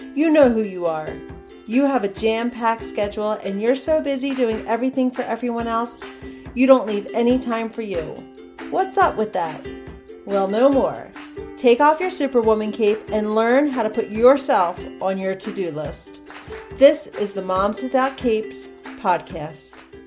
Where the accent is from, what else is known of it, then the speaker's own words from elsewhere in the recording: outside of Philadelphia, Pennsylvania, United States; also born or lived in Billings, Montana; now in Montana, United States; growing up in Pennsylvania, outside I was from outside of Philadelphia